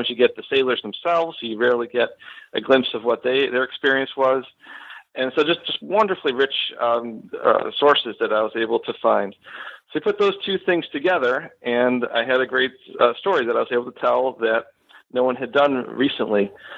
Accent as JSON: {"language": "English", "town": "Buffalo", "region": "New York", "country": "United States", "tie": "born or raised there", "moved": "as an adult", "lives_now": "Florida, United States", "said": "So I am originally from Western New York. I grew up in the Buffalo area, and I moved down to Florida in 2010 after finishing my PhD at the University of Buffalo."}